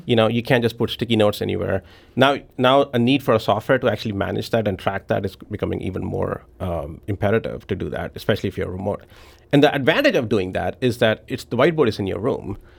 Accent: New Delhi, Delhi, India; moved away as an adult; also born or lived in Memphis; now in Saint Louis, United States; I was born and raised in New Delhi

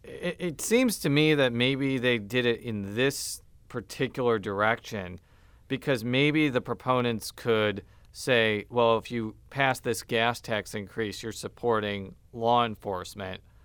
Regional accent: Chicago suburbs, Illinois, United States; moved away; I'm from the Chicago suburbs

